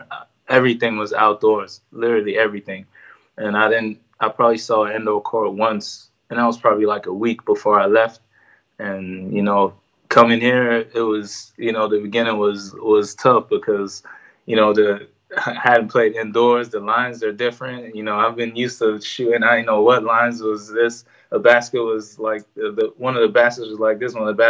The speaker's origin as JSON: {"language": "English", "country": "Ireland", "lives_now": "United States", "said": "they heard that I'm Irish, this and that, and would I be willing to play for the team?"}